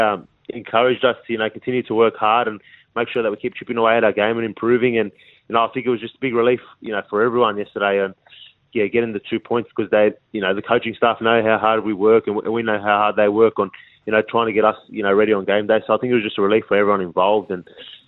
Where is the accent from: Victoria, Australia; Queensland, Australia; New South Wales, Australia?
New South Wales, Australia; Parramatta; born and raised in the Parramatta, like, area